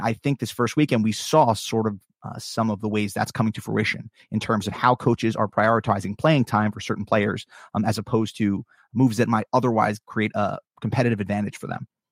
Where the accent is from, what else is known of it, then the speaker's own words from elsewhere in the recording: New York, United States; I'm from New York